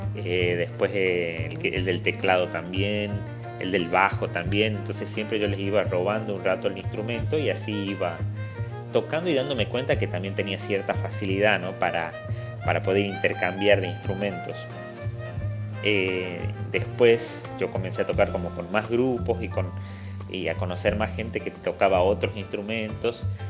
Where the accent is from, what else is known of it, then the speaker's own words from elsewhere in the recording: Simoca, Tucumán, Argentina; en Simoca, de donde soy